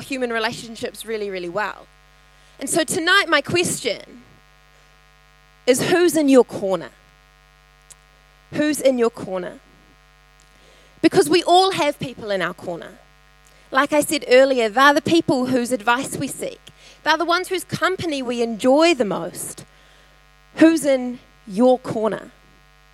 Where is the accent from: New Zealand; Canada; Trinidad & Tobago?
New Zealand; Tauranga, Bay of Plenty; my ancestors hail from Italy in Holland, that I grew up in Tauranga